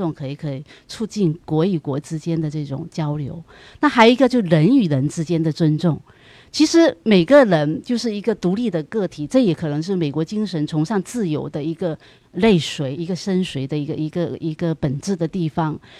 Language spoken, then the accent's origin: Chinese; Fujian, China; moved away as an adult; now in Los Angeles, United States; 我是来自福建